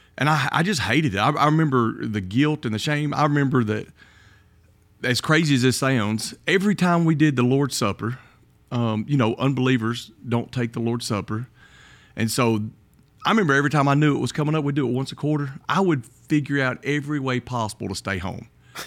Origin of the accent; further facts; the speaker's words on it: Kimberly, Alabama, United States; I grew up in Kimberly, Alabama. When I was in high school, I went to Mortimer Jordan.